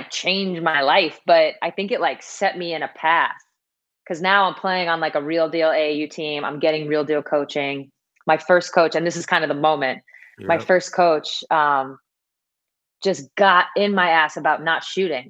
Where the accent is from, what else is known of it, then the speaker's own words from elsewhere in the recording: Syosset, New York, United States; So Syosset is just like a suburb of New York City on Long Island. We're about, I don't know, 30, 45 minute drive from Manhattan.